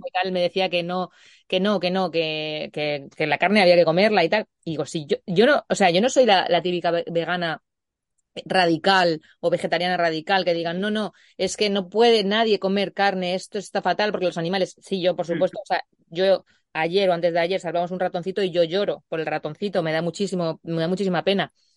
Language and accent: Spanish; Puertollano, Castilla-La Mancha, Spain; en mi pueblo, en Puerto Llano, pues no, no tanto en Puerto Llano porque es un poquito más grande